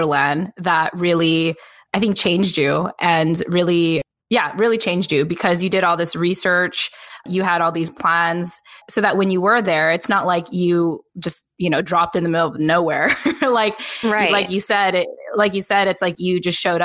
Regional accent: West Coast, United States; moved away as an adult; also born or lived in Richmond, Virginia; now in Virginia Beach, United States; I'm from the West Coast

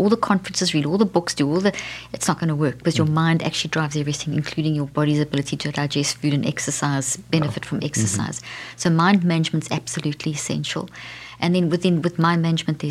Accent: South Africa; moved away; I come from South Africa

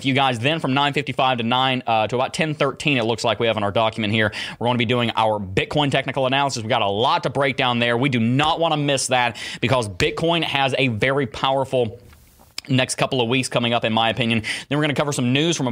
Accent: Alabama, United States; now in Gainesville, United States; I hail from Alabama

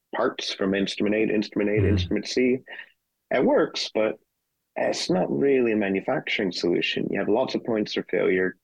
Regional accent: United States; moved away as an adult; also born or lived in Europe; now in Sheffield, United Kingdom; I'm an American. So started off life in the U.S.

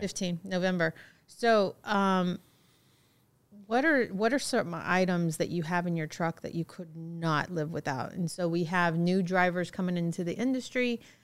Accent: Fairbanks, Alaska, United States; I was born in Fairbanks.

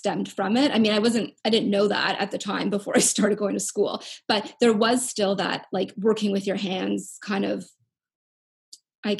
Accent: Canada; I'm from Canada

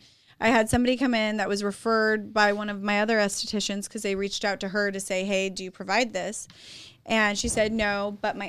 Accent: Shafter, California, United States; I'm from Shafter

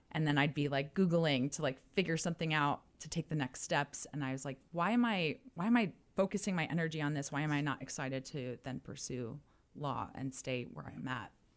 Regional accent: New Jersey, United States; moved away as an adult; also born or lived in Miami; I was originally from New Jersey, moved to Miami

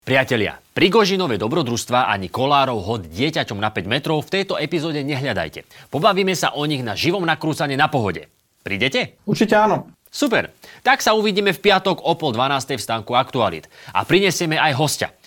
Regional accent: Russia; moved away; Som rodinný Rus. Takmer, takmer celý život som spravil v Rusku

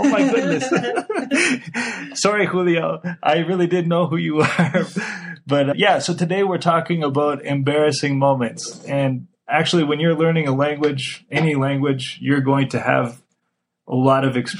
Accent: Canada; Right, because I'm from Canada, remember, and my parents still live in Canada, so that's how we stayed in touch, by telephone.

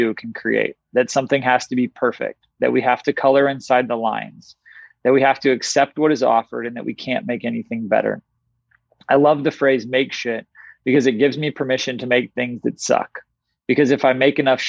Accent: Tulsa, Oklahoma, United States; growing up in Tulsa, Oklahoma

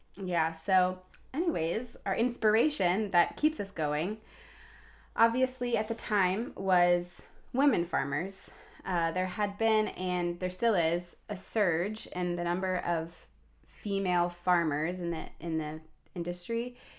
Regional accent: Atlanta, Georgia, United States; also born or lived in Washington, D.C.; now in Montgomery County, Maryland, United States; I grew up at the end of a cul-de-sac in the suburbs of Atlanta

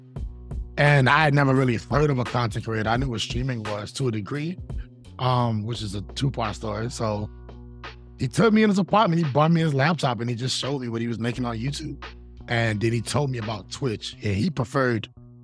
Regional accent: Boston, Virginia, United States; I'm from Virginia, from Boston, Virginia, to be exact

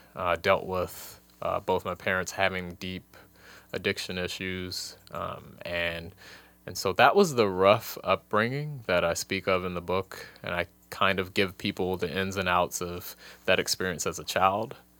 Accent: Washington, District of Columbia, United States; moved away; also born or lived in Nebraska; I grew up in Washington, D C

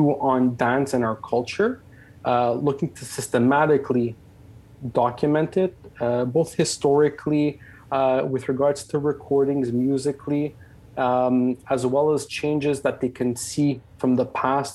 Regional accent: Canada; I was born and raised in Canada.

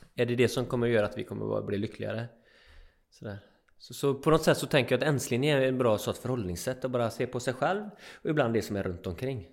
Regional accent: Öckerö, Västra Götaland, Sweden; also born or lived in Jämtland; bo på en ö, Öckerö, som jag är uppväxt på, och i Jämtland

